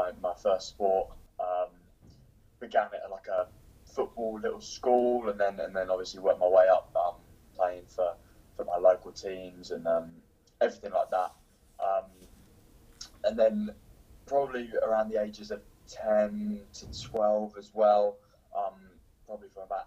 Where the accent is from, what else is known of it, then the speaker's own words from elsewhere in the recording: Cambridge, East of England, United Kingdom; moved away; I'm from Cambridge in England